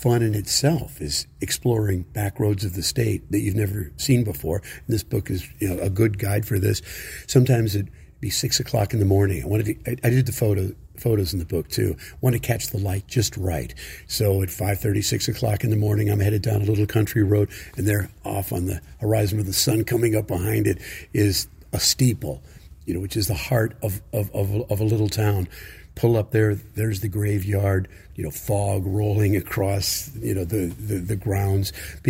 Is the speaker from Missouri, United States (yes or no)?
yes; St. Louis, Missouri, United States; I grew up in St. Louis.